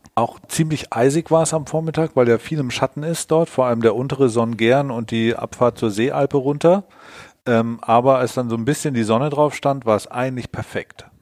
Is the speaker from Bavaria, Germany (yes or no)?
yes; Allgäu, Bavaria, Germany; moved away; ins Allgäu gefallen, meine Heimat